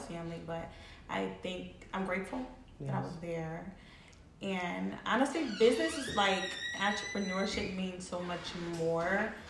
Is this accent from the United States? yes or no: yes; Delaware County, Pennsylvania, United States; I was in Delaware County. My mom's from Southwest, but we were moved out like at a really young age. So I was raised in Delaware County.